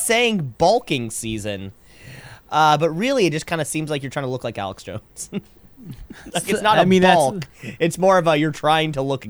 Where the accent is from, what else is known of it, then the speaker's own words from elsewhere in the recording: Kitchener, Ontario, Canada; I am from Kitchener is one of the youngest cities, one of the newest cities.